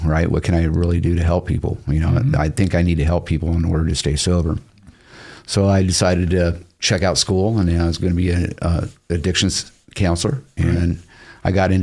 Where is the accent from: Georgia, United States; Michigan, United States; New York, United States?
Michigan, United States; Detroit; also born or lived in Salt Lake City, Utah; now in Boise, United States; I was born in Detroit, Michigan, 1967, riots, right? Lived in Salt Lake for a lot of years